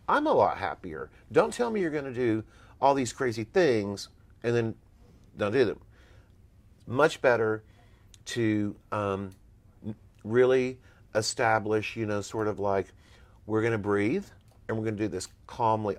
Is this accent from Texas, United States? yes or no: yes; Texas, United States; moved away as an adult; Here I come from Texas